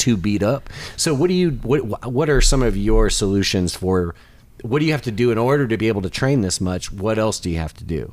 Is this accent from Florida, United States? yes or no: no; Michigan, United States; now in Nashville, United States; I'm originally from Michigan